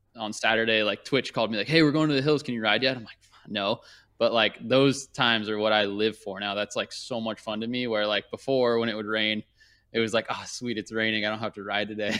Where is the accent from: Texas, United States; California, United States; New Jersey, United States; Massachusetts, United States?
California, United States; Thousand Oaks; also born or lived in Newport Beach, California / Orange County, California; I grew up in Thousand Oaks